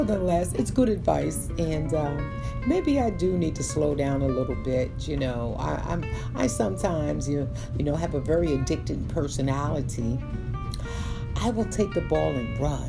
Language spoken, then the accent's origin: English; New York City, New York, United States; I'm a kid from Brooklyn, born and raised in Brooklyn